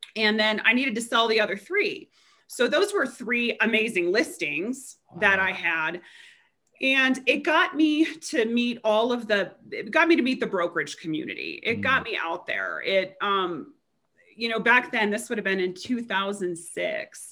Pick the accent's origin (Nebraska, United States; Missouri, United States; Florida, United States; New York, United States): Nebraska, United States; also born or lived in Chicago, Illinois; now in Frisco, United States; growing up in Nebraska